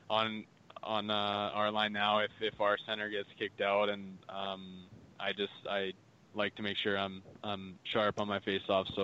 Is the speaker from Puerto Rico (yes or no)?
no; Calgary, Alberta, Canada; I grew up in Calgary